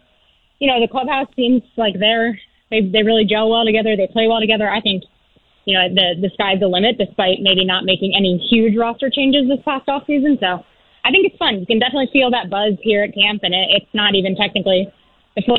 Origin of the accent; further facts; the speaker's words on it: Tampa, Florida, United States; moved away as an adult; also born or lived in Cleveland; now in Philadelphia, United States; I grew up in Tampa